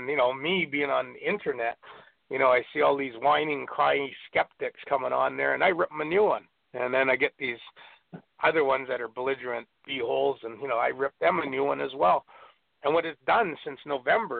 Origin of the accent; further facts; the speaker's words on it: Canada; moved away as an adult; also born or lived in northeastern Vancouver Island, British Columbia / Kent, Washington; as a Canadian coming down to the States, so, you know, I've been down here for a few months